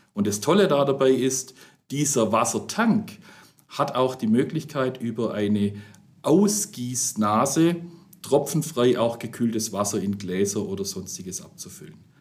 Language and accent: German; the South, Southern Germany, Germany; wie man bei uns im Süden sagt